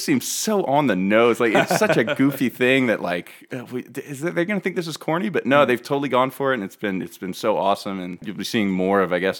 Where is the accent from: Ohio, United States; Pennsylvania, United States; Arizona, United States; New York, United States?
Pennsylvania, United States; outside of Philadelphia; I grew up outside of Philly